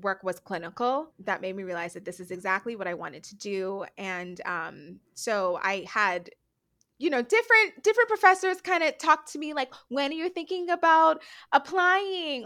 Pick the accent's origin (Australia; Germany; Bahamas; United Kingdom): Bahamas; Nassau, New Providence; moved away as an adult; also born or lived in United States; I am born and raised in the Bahamas. I'm from the island of New Providence